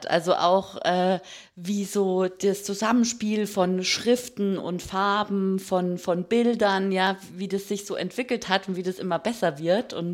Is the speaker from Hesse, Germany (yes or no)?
no; Bavaria, Germany; der Dialekt kommt durch, weil ich bin ja in Bayern aufgewachsen, da ist Österreich nicht weit.